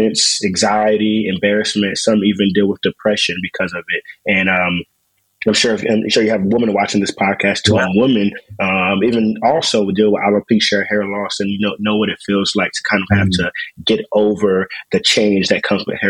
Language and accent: English; Raleigh, North Carolina, United States; moved away as an adult; also born or lived in Ann Arbor, Michigan / Tulsa, Oklahoma; now in Washington, D.C., United States; born and raised in Raleigh, North Carolina.